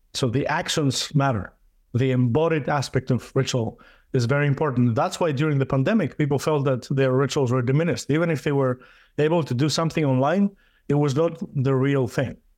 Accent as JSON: {"language": "English", "country": "Greece", "tie": "born or raised there", "also_born_or_lived": "Denmark", "moved": "as an adult", "lives_now": "United States", "said": "I went to my home country. I, I was born in Greece"}